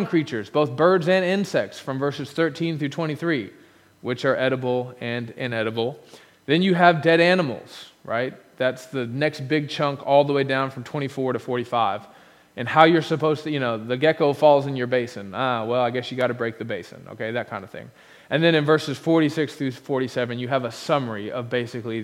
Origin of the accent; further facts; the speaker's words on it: United States; Being an American